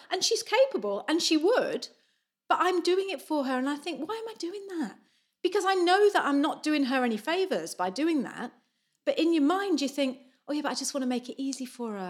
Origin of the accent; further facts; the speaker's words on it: Lancashire, North West England, United Kingdom; moved away as an adult; now in New Zealand; growing up in Lancashire